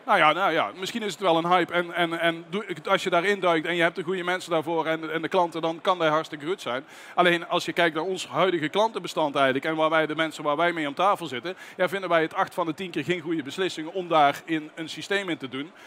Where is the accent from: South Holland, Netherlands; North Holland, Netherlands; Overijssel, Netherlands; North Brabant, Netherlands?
North Brabant, Netherlands; bij ons in Brabant